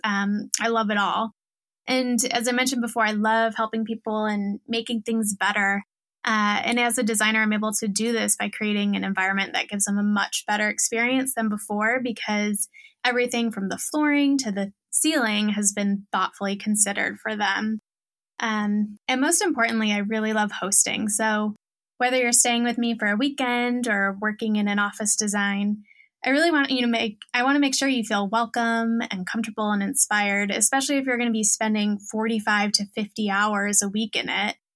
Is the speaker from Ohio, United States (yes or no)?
yes; Ohio, United States; moved away as an adult; also born or lived in Orange County, California; born and raised in Ohio.